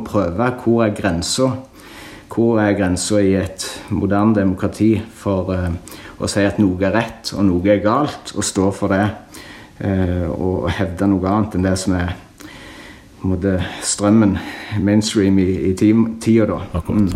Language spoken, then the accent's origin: Norwegian; Norway; jeg er norsk borger, vi er en del av det norske samfunn, betaler skatt til Norge.